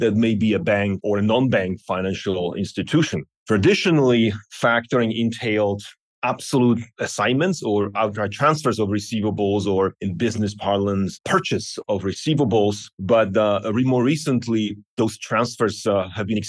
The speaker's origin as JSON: {"language": "English", "country": "Slovakia", "moved": "yes", "lives_now": "Tucson, United States", "said": "I'm originally from Slovakia, but I have been living in Arizona, Tucson for about 20 years now"}